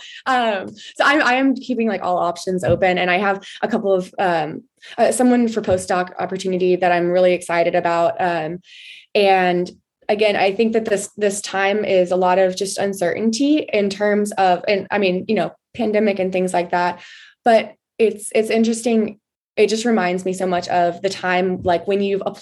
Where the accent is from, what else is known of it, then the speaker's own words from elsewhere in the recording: Texas, United States; growing up in Texas